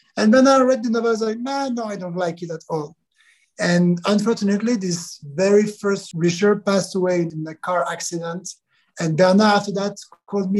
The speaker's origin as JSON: {"language": "English", "country": "Switzerland", "tie": "born or raised there", "said": "Switzerland, my hometown where I was born, where I still live"}